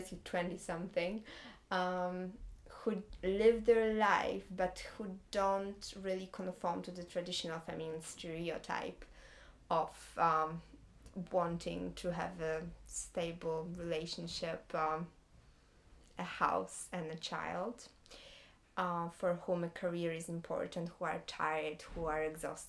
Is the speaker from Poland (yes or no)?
yes; Gdańsk, Pomeranian Voivodeship, Poland; English is a second language; moved away as an adult; also born or lived in Stuttgart, Germany; now in London, United Kingdom; I'm from Gdańsk, beautiful city on the northern side of Poland by the sea. And that's my hometown.